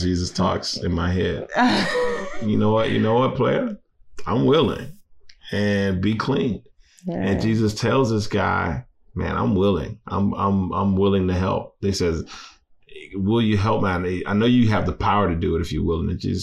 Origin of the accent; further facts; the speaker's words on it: Louisiana, United States; I'm from Louisiana. I'm Cajun.